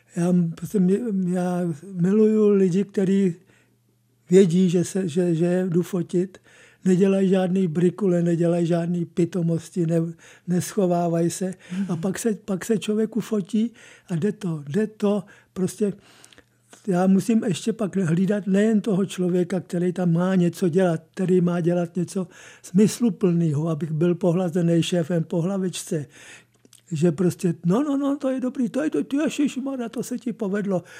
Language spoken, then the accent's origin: Czech; Prague, Czechia; now in České Budějovice, Czechia; já jsem, jsem původem Pražák